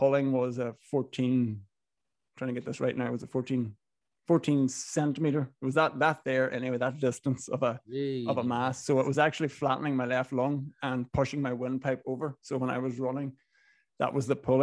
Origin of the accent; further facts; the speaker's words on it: Inishowen, Donegal, Ulster, Ireland; accent: Northern Irish; moved away as an adult; also born or lived in Galway / London; Grew up in Inishowen, very northwest Donegal. Was there till I was 18 before I moved to Galway